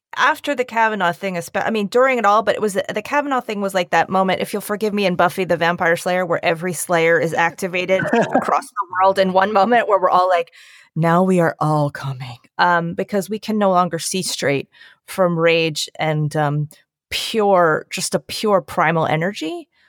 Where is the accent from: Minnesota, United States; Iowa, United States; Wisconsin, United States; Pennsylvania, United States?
Pennsylvania, United States; Bucks County; also born or lived in Northeast Philadelphia; now in New York City, United States; I am from Bucks County, Pennsylvania